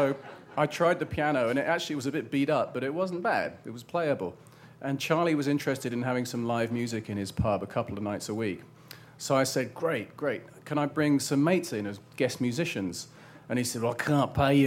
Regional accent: Portsmouth, South East England, United Kingdom; my hometown, which is Portsmouth, which is a rather rough naval port town on the south coast of England

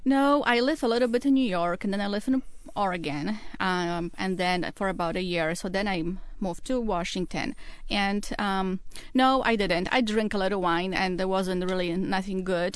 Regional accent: Poland; English is a second language; moved away as an adult; now in Seattle, United States; I'm originally from Poland. I, um, was born and raised and I went to school in Poland and came here about nineteen

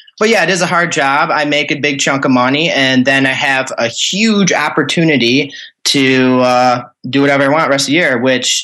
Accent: northern Michigan, United States; accent: Northern Midwest; now in Lansing, United States; I live in Lansing, Michigan right now, but I am from up north is what they call anything above Clare in Michigan. You're just from up north at that point. So I'm from up north Michigan.

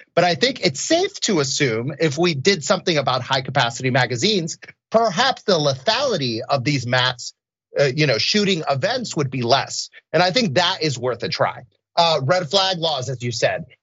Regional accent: Orlando, Florida, United States; I grew up in Orlando, Florida.

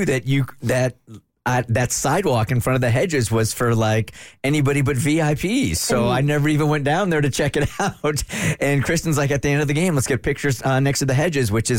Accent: San Diego, California, United States; moved away; I grew up in San Diego

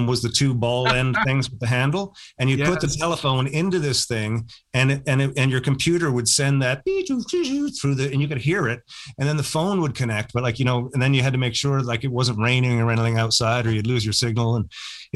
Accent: St. John's, Newfoundland and Labrador, Canada; I grew up in St. John's

